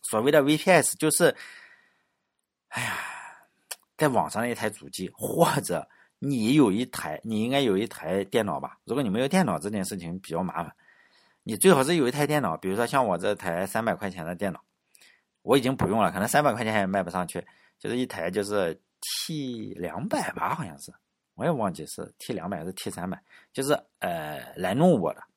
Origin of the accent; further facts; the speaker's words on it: Laiwu, Shandong, China; moved away; 我老家有一种猪叫莱芜黑猪